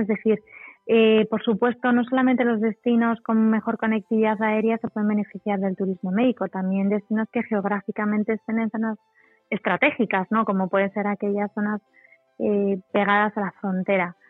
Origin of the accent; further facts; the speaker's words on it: Spain; nosotros como españoles o como profesionales del turismo